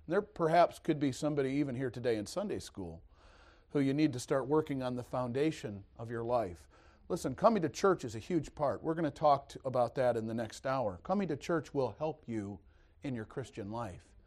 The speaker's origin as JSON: {"language": "English", "town": "East Detroit", "region": "Michigan", "country": "United States", "tie": "born or raised there", "also_born_or_lived": "Missouri", "moved": "yes", "said": "I was born and raised in East Detroit, Michigan"}